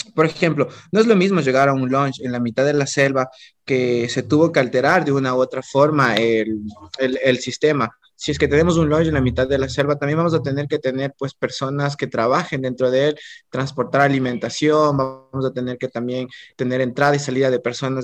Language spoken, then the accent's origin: Spanish; Ecuador